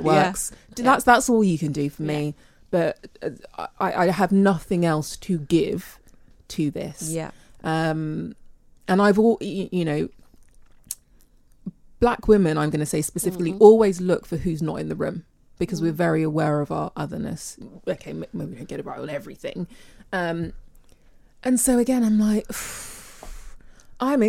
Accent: England, United Kingdom; My parents were born here and I'm born here. So my relationship with being British and English

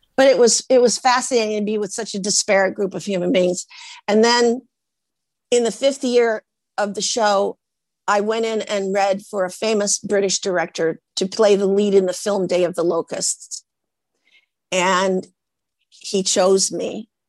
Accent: Portland, Oregon, United States; I come from Portland, Oregon, from the Norwegians

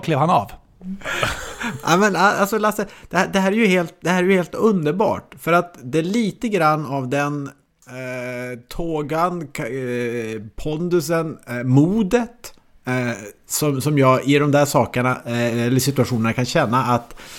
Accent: Norrland, Sweden; moved away; also born or lived in Malmö; jag som norrlänning då boendes i Malmö

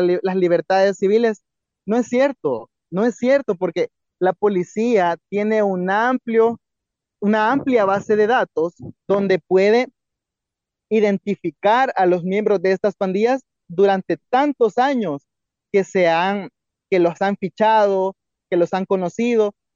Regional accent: El Salvador; como salvadoreños podemos ver

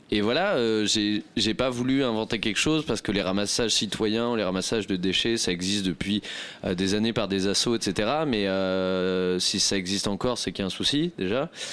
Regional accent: Rouen, Normandy, France; ma ville natale, Rouen

